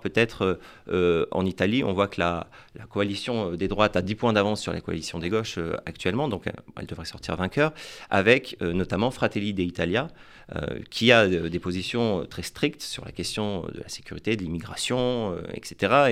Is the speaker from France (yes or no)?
yes; France; en tant que Français